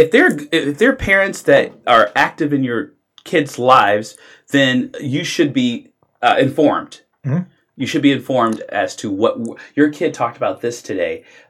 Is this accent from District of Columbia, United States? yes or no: yes; Washington, District of Columbia, United States; I grew up in Washington, D.C.